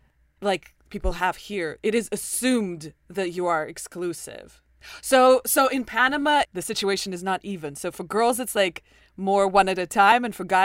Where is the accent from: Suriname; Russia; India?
Russia; English is a second language; now in United States; growing up in Russia